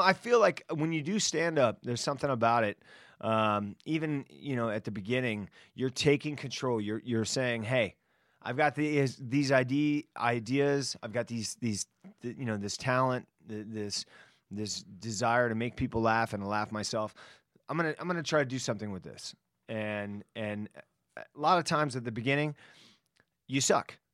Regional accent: Miami, Florida, United States; moved away; also born or lived in Washington, D.C. / New York; I grew up in Miami

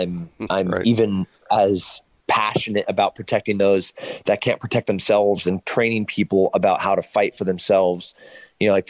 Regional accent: San Luis Obispo, California, United States; my hometown in San Luis Obispo

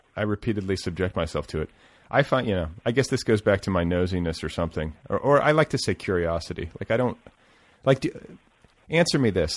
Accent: Milwaukee and Indiana, Midwest, United States; moved away; I grew up in Milwaukee and Indiana

